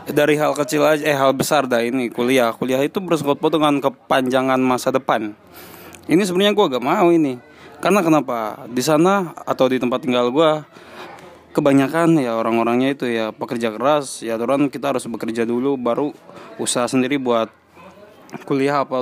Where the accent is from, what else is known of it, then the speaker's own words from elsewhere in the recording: Cibarusah, West Java, Indonesia; salah satu buktinya adalah gue orang Cibarusah hanya beberapa doang yang yang ada di daerah sini